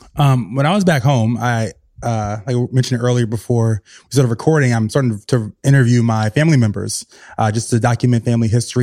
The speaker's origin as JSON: {"language": "English", "region": "the South", "country": "United States", "tie": "born or raised there", "moved": "yes", "lives_now": "New York City, United States", "said": "I'm from the South, so I know that I, my childhood was very different"}